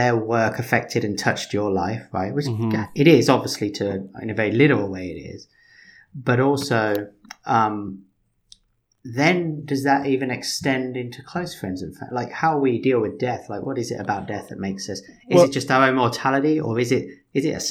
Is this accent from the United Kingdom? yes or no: yes; United Kingdom; Being British